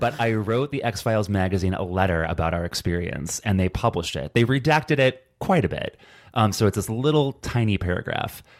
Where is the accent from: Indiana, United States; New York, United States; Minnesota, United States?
Indiana, United States; Hobart; my hometown, Hobart, Indiana